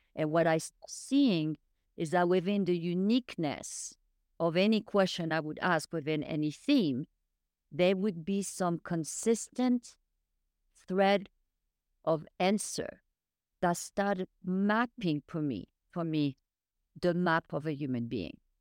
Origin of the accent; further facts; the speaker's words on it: France; moved away; I was raised in France